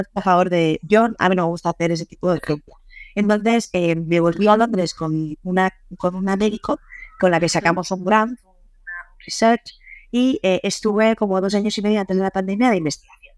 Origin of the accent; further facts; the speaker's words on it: San Sebastián, Basque Country, Spain; moved away as an adult; also born or lived in England; yo soy de Donosti